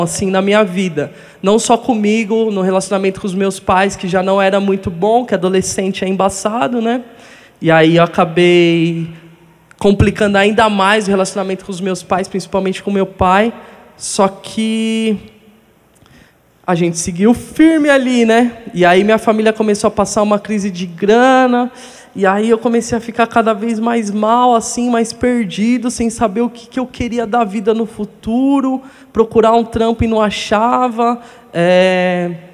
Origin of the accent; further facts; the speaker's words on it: Guarulhos, São Paulo, Brazil; Fui morar em Guarulhos com os 10 anos de idade. E lá foi onde eu cresci mesmo, como um adolescente.